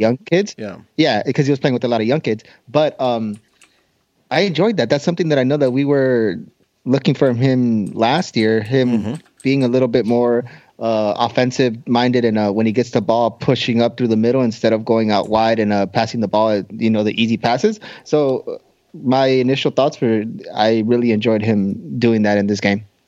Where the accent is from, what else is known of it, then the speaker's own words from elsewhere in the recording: Boston, Massachusetts, United States; I'm from Boston